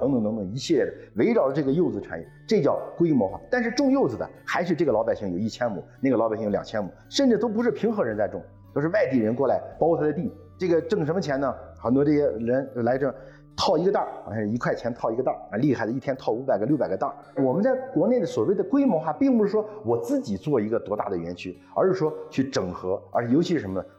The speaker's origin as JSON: {"language": "Chinese", "region": "Yunnan", "country": "China", "said": "咱们云南人野生菌是全国最最最老这老大哈"}